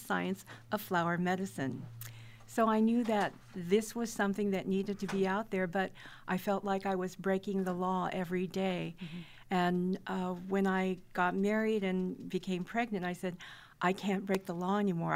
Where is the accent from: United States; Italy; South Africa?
United States; Fullerton, California; I'm a local girl born and raised in Fullerton